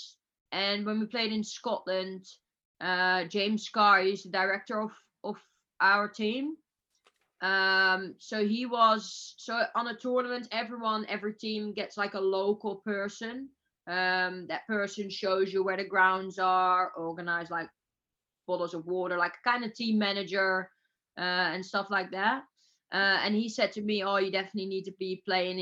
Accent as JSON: {"language": "English", "country": "Netherlands", "said": "I'm from Holland."}